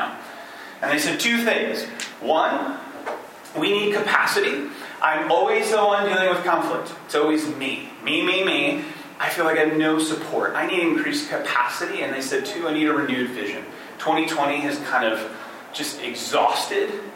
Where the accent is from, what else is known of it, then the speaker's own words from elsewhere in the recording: Michigan, United States; moved away as an adult; also born or lived in New York City; I am originally from Michigan, but I had been spending the last 4 years in church planting work in the heart of New York City